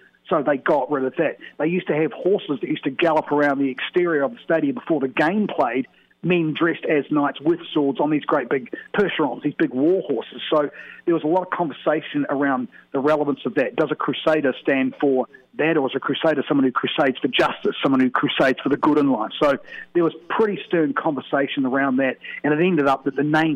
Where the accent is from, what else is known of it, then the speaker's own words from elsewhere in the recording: Christchurch, Canterbury, New Zealand; I come from Christchurch.